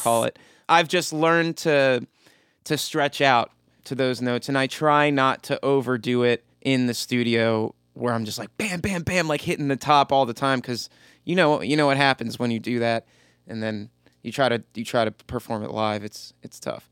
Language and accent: English; Frederick, Maryland, United States; from my hometown of Frederick